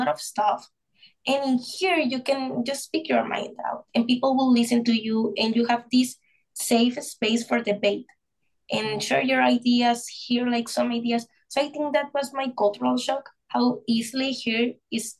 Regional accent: northern Mexico, Mexico; English is a second language; moved away as an adult; now in Toronto, Canada; I'm from Mexico, from a small city. The north of Mexico.

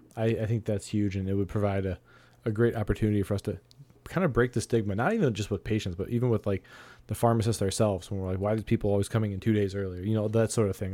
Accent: Ohio, United States; here in my home state of Ohio

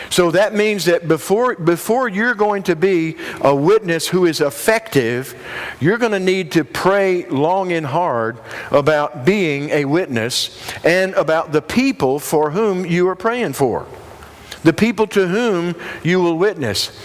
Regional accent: Union, South Carolina, United States; I'm from the upstate South Carolina. I'm from Union

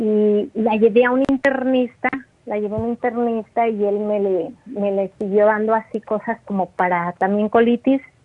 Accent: Mexico; moved away; yo ando acá en, en mi pueblo, en México

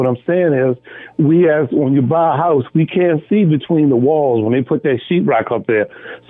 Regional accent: Baltimore, Maryland, United States; I was born in the Sandtown, Winchester

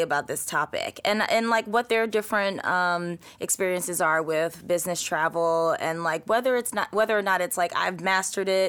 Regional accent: Philadelphia, Pennsylvania, United States; also born or lived in Washington, D.C.; I'm from Philly

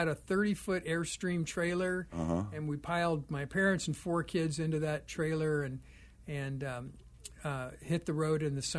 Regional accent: Oklahoma, United States; now in Scottsdale, Arizona, United States; Born in Oklahoma, mm-hmm. and my parents were from there, and my father was an Assembly of God minister.

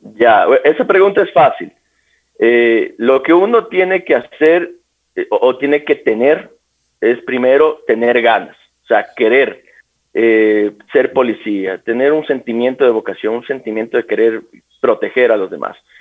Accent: Quito, Pichincha, Ecuador; soy oriundo de acá de la ciudad de Quito

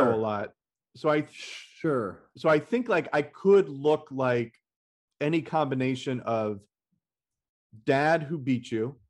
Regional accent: Los Angeles, California, United States; I'm a comic. I'm from Los Angeles

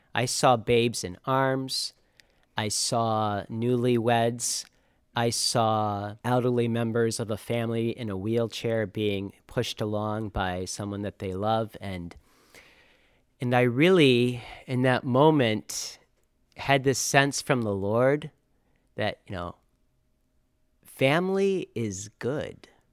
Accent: Auburn, Michigan, United States; I grew up right here in the area in the Diocese of Saginaw. I grew up in Auburn

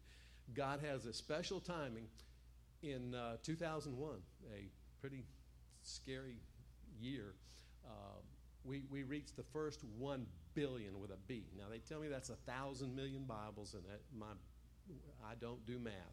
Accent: the South, United States; I'm a guy from the South

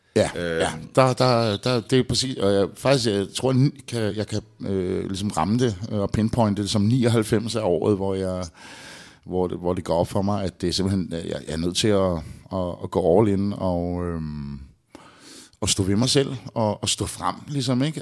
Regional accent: Albertslund, Capital Region of Denmark, Denmark; ude i Albertslund, hvor jeg voksede op

